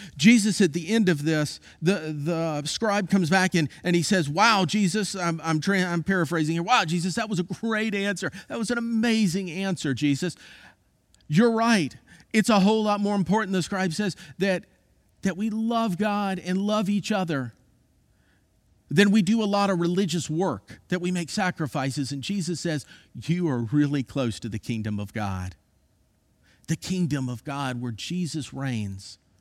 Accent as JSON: {"language": "English", "region": "Florida", "country": "United States", "tie": "born or raised there", "said": "I grew up in Florida"}